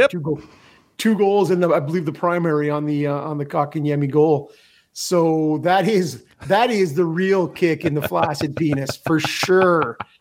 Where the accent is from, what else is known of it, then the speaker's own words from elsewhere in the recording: Canada; as a Canadian hockey fan